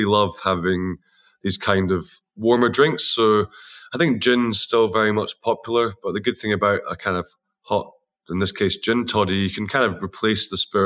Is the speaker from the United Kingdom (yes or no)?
yes; Scotland, United Kingdom; we're all Scottish